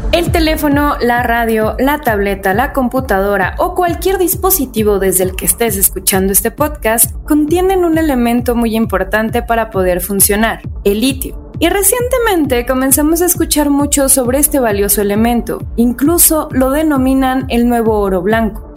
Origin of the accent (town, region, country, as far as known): Mexico